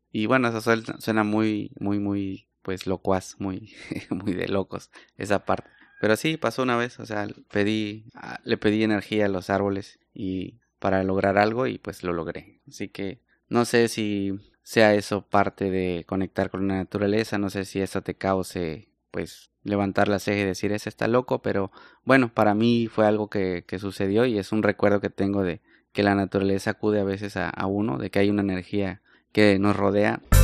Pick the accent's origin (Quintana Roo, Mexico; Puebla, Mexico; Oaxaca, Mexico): Oaxaca, Mexico; Salina Cruz; en las playas del Pacífico, en Salina Cruz, Oaxaca, de donde yo soy